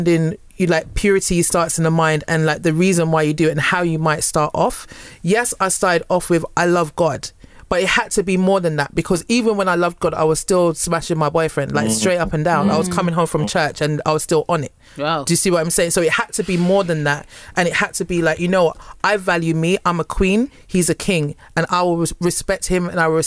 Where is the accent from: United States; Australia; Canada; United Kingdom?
United Kingdom; I'm British, especially when I'm speaking